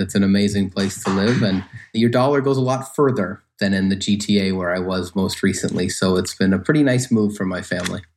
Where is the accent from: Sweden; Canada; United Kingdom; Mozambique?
Canada; Lindsay, Ontario; also born or lived in Waterloo, Ontario; So I'm from Lindsay, Ontario. So people may know Lindsay is about an hour and a half northeast of Toronto. Grew up, it was kind of a farming town with some industry.